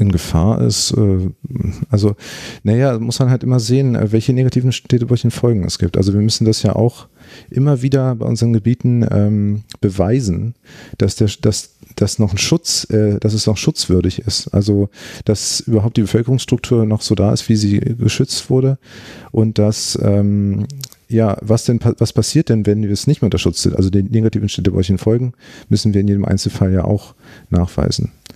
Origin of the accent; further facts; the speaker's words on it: Berlin, Germany; moved away as an adult; also born or lived in Greifswald; Ich bin Berliner und äh, ich habe mich gefreut, dass ich die Möglichkeit hatte, wieder in Berlin zu arbeiten